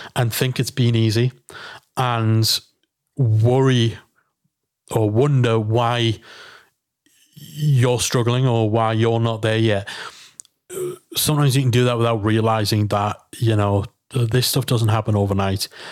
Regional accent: England, United Kingdom; we're English

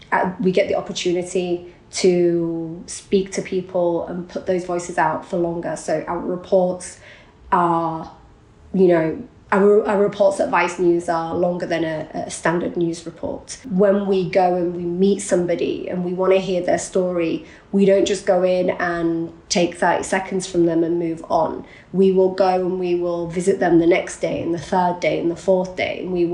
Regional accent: Iraq; look, I'm from Iraq, I speak Arabic, I understand the region, let me go.

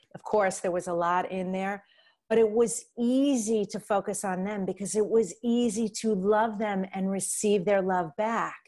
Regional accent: New York, United States; I'm from New York

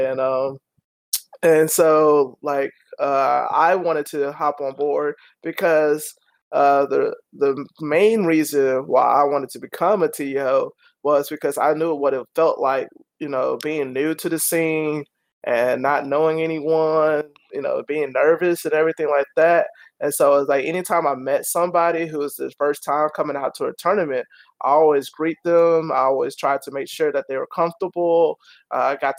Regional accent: Atlanta, Georgia, United States; also born or lived in Kansas; I was from Atlanta

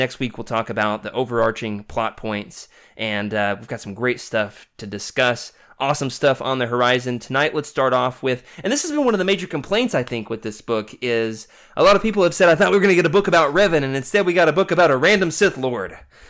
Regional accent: the South, United States; accent: Southern; also born or lived in Arkansas; I say Scourge like a southerner.

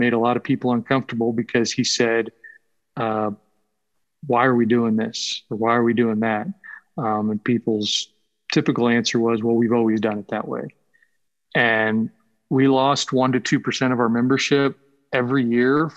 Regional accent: Texas, United States; I grew up in Texas

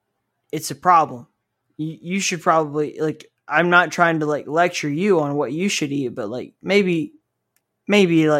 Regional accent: Southeast United States, United States; I grew up in the Southeast United States

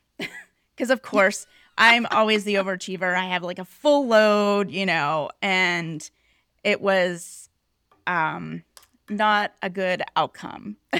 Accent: Pittsburgh, Pennsylvania, United States; moved away; I grew up in Pittsburgh.

